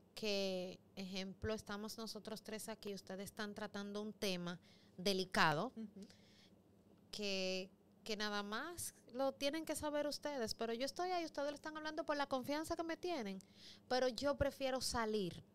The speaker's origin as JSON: {"language": "Spanish", "area": "Los Mina", "region": "Distrito Nacional", "country": "Dominican Republic", "said": "soy de los Minas y soy liceísta"}